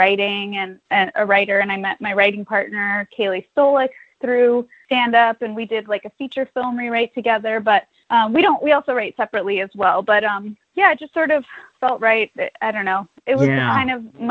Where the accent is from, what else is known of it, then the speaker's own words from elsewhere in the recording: Los Angeles, California, United States; also born or lived in New York; Well, I grew up in Los Angeles, so I was doing, like, commercials when I was a little kid